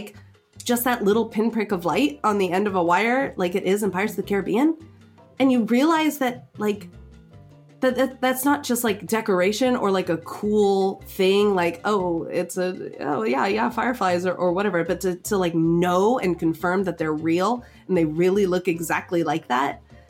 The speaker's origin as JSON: {"language": "English", "region": "Southern California", "country": "United States", "tie": "born or raised there", "said": "growing up in Southern California"}